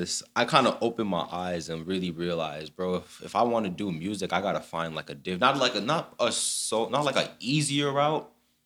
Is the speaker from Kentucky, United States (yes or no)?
no; Broward County, Florida, United States; But I'm from Broward County, born and raised here. I got a little bit of Jamaican in me, but you know. Born and raised in Broward County. I went to Dillard High School. I also went to Parkway Middle.